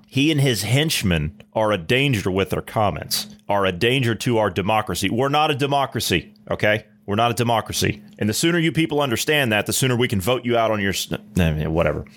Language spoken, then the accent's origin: English; Ohio, United States; my home state of Ohio